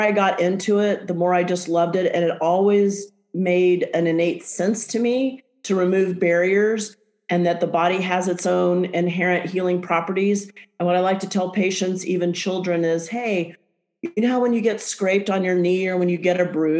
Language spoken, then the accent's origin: English; Texas, United States; moved away; also born or lived in Portland, Oregon; back to Texas, my home state